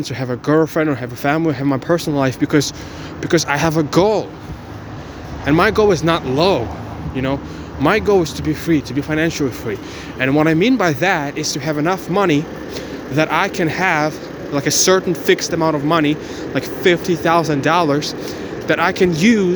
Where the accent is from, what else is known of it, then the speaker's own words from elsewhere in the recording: Ukraine; English is a second language; now in Bulgaria; I was born in Ukraine and my family moved to Bulgaria